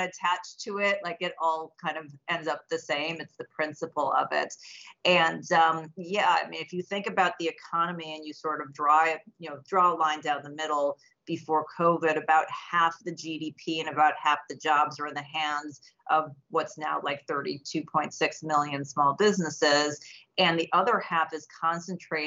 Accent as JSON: {"language": "English", "region": "Illinois", "country": "United States", "said": "I'm from Illinois"}